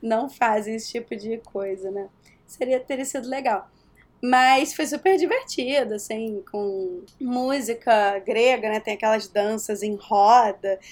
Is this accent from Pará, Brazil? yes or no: no; Rio de Janeiro, Brazil; accent: carioca; moved away as an adult; now in New York, United States; eu sou do Rio